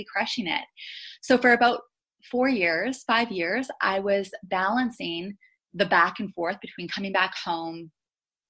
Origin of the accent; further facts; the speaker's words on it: Thunder Bay, Ontario, Canada; moved away; So whenever I would come back home to Thunder Bay, my hometown